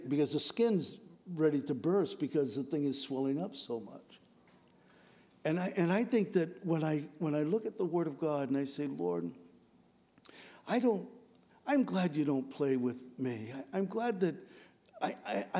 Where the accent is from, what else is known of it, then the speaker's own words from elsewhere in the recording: San Diego, California, United States; moved away; also born or lived in Washington; I grew up in San Diego, and we lived in Poway